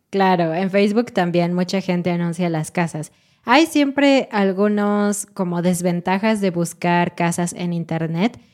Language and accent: Spanish; Mexico; sí somos mexicanos